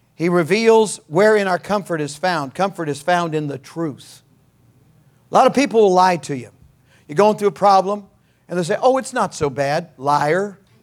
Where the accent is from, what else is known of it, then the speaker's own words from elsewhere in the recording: California, United States; I was born in California. I'm a native of California